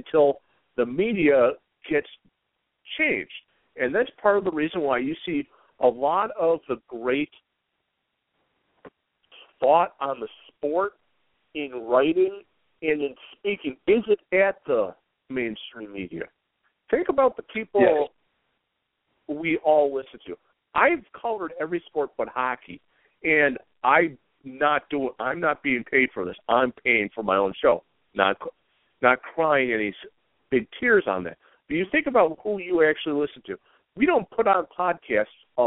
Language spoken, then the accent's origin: English; Buffalo, New York, United States; born or raised there